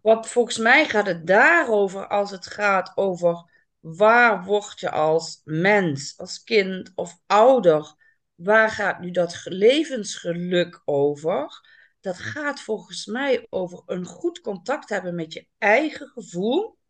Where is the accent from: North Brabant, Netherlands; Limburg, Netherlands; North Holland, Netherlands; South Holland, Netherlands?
Limburg, Netherlands; now in Amsterdam, Netherlands; Ik ben opgegroeid in Limburg